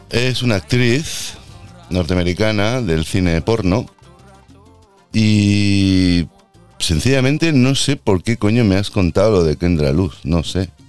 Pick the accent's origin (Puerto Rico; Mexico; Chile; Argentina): Puerto Rico; born there; Soy nacida en Puerto Rico y mi padre es de, mi madre es de Texas, perdón, y mi padre es catalán.